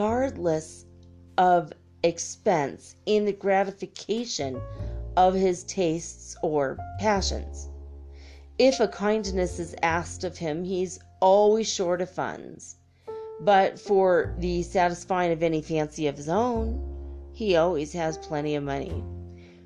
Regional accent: Ireland; being redhead Irish person

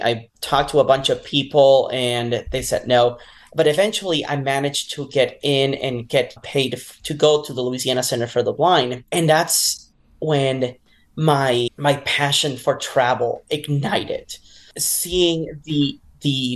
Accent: Puerto Rico; moved away; also born or lived in Utah; I am originally from Puerto Rico

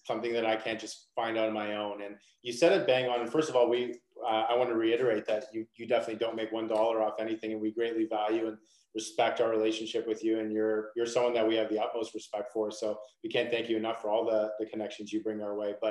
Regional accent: Toronto, Ontario, Canada; I'm from Canada, I'm from Toronto

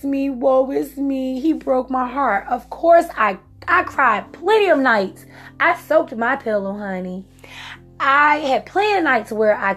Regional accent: Virginia, United States; moved away as an adult; now in South Carolina, United States; I'm from Virginia. And so when I moved from Virginia to South Carolina

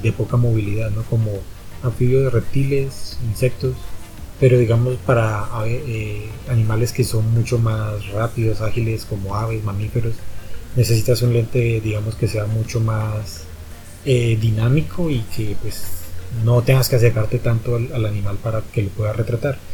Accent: Popayán, Cauca, Colombia; also born or lived in Bogotá; yo soy bogotano, pero pues toda la vida me crié aquí en Popayán

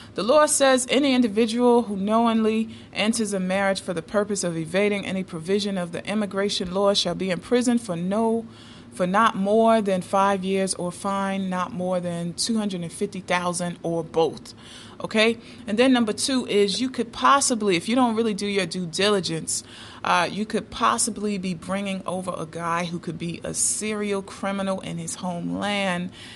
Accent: Decatur, Georgia, United States; downtown Decatur, Georgia, my hometown

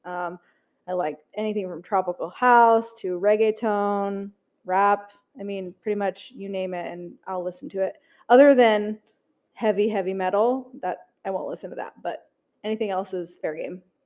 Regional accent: Alaska, United States; moved away; I grew up in Alaska, so their concerts were few and far between

